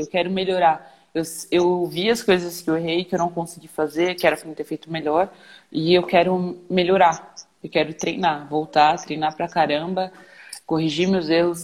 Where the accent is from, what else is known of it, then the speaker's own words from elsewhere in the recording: São Paulo, Brazil; eu sou de São Paulo